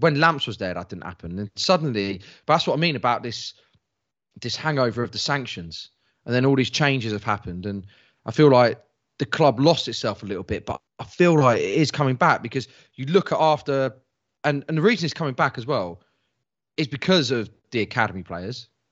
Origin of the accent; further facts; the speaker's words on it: England, United Kingdom; I'm English.